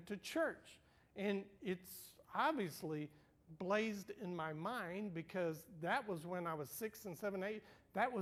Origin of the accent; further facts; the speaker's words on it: Houston, Texas, United States; I grew up in Houston